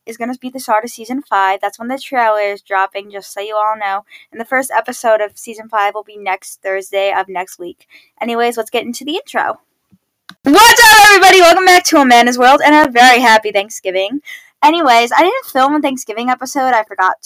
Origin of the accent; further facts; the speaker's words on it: Long Island, New York, United States; We're both from Long Island, and I've happened to know Izzy since middle school